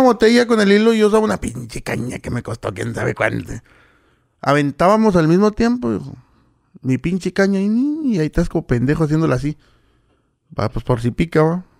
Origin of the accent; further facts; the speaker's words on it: Villa Ahumada, Chihuahua, Mexico; ahí me crié en Bioma. Bueno, soy de ahí